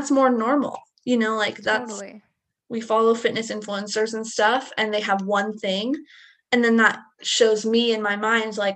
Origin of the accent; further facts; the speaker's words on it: Southern California, United States; also born or lived in Idaho; I grew up in Southern California